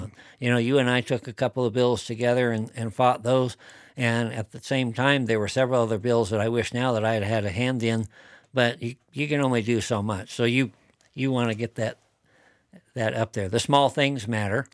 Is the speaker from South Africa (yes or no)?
no; Wyoming, United States; growing up in Wyoming, spent a lot of time over in the area around Shell where my dad lived